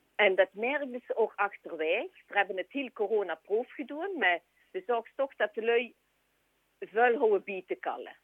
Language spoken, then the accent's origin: Dutch; Sint-Pieters-Voeren, Flanders, Belgium; ik zelf van Sint-Pieter ben